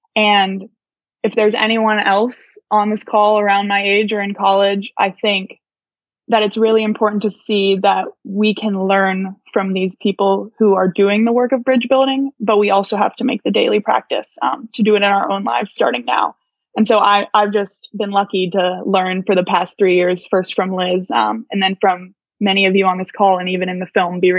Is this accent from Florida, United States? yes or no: yes; Tallahassee, Florida, United States; moved away as an adult; now in Charlottesville, United States; growing up in Tallahassee, Florida, where the Village Square is